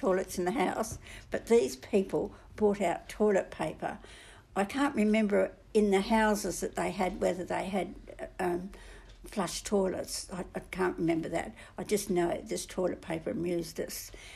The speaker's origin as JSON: {"language": "English", "town": "Big Bell", "region": "Western Australia", "country": "Australia", "tie": "born or raised there", "also_born_or_lived": "Cue", "said": "I was born in Kew, and we lived at Big Bell, and then the war started while we were at Big Bell"}